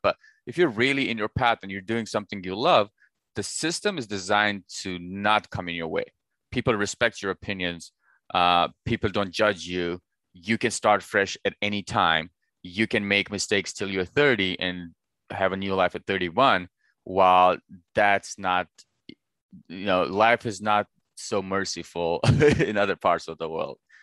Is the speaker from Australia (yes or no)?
no; Pakistan; now in United States; I was born and raised in Pakistan, and I moved to the United States eight years ago